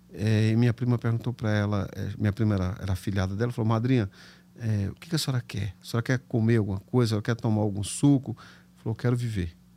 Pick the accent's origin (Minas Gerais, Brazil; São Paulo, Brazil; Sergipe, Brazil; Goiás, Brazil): Goiás, Brazil; Anápolis; accent: caipira; moved away; also born or lived in Ipiranga, Goiás; Eu nasci numa cidade chamada Ipiranga, bem para lá de Goiânia, para lá de Séries. E fui criado logo em seguida, a gente mudou para Anápolis, então fui criado em Anápolis